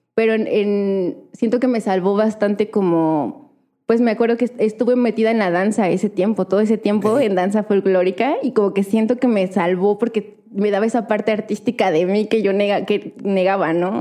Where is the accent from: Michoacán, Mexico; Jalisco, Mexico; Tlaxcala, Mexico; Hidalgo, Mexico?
Hidalgo, Mexico; Actopan; yo soy de, de Hidalgo, ¿no? Y, es de Actopan, Hidalgo